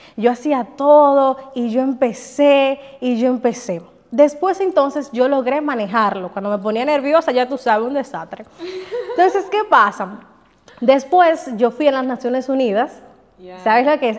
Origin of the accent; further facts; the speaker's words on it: Bonao, Monseñor Nouel, Dominican Republic; moved away as an adult; also born or lived in Santiago; yo salí de Bonao con una maletica